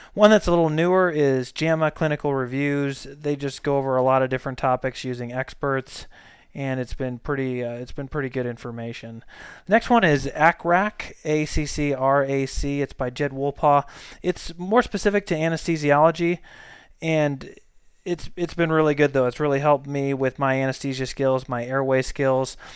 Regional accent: St. Louis, Missouri, United States; moved away as an adult; also born or lived in Colorado; now in Boise, United States; I'm from Saint Louis, Missouri.

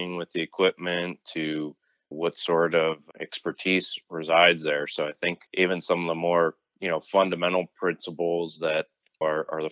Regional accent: Pittsburgh, Pennsylvania, United States; moved away as an adult; also born or lived in North Carolina / South Carolina / Chicago, Illinois; now in Raleigh, United States; I grew up in the Pittsburgh area, childhood lived and revolved around Steelers, Penguins, Pirates

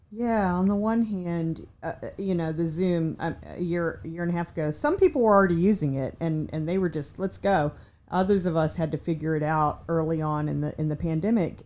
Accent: Virginia, United States; I'm from Virginia

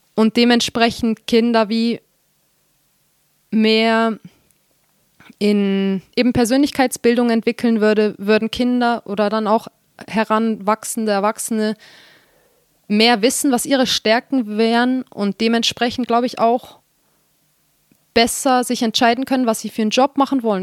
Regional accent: Switzerland; hier bei uns in der Schweiz

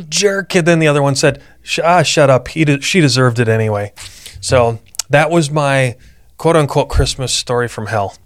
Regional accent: Midwest, United States; now in Arizona, United States; growing up in the Midwest

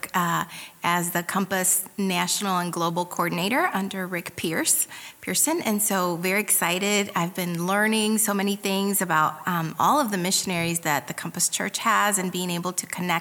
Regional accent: Puebla, Mexico; moved away; I'm from Puebla, Mexico, and my mom was from Indiana

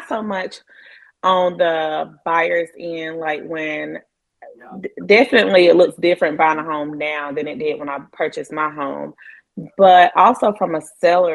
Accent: Asheville, North Carolina, United States; both of us being born and raised in the Asheville area

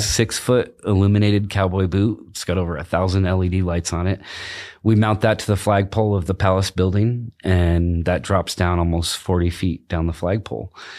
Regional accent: Vermont, United States; moved away as an adult; now in Prescott, United States; I grew up in Vermont, but I moved out here in nineteen ninety-eight.

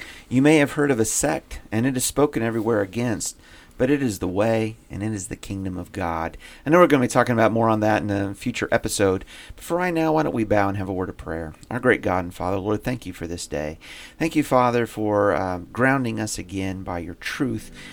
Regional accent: Indiana, United States; growing up in Indiana

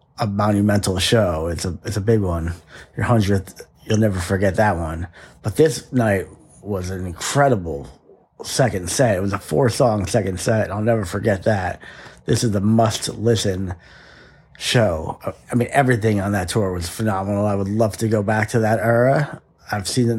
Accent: New Jersey, United States; I'm from New Jersey

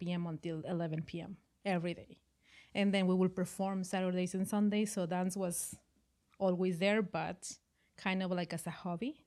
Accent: Mexico; moved away as an adult; also born or lived in Costa Rica; now in Vancouver, Canada; I started dancing in Mexico. That's my home country

